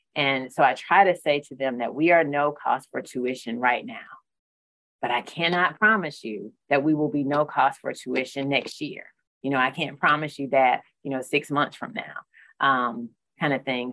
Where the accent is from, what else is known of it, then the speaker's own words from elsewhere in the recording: Newberry County, South Carolina, United States; I, am uh, born and raised uh, here in South Carolina. I have the pleasure of um, being from one of the counties that I serve. So I'm from Newberry County